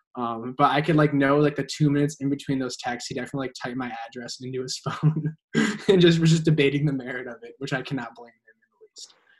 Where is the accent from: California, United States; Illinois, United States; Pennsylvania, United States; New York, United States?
Illinois, United States; Naperville; I hail from Naperville, Illinois, um, which is a far western suburb of Chicago